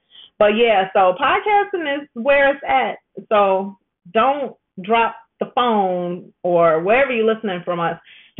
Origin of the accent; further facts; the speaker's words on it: Chicago, Illinois, United States; also born or lived in Englewood, Chicago / Venezuela / Gary, Indiana; We bought a house in Gary. I'm from Chicago, and my husband's from Homewood.